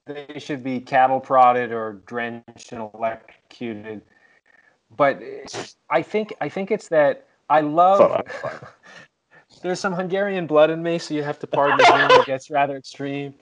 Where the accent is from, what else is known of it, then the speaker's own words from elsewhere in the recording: Canada; we're Canadian